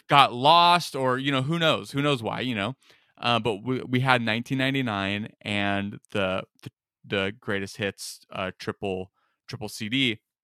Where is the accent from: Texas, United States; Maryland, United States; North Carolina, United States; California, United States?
California, United States; Rohnert Park; also born or lived in Las Vegas, Nevada / Detroit, Michigan / Mount Laurel, New Jersey / Omaha, Nebraska; we moved there when I was eight years old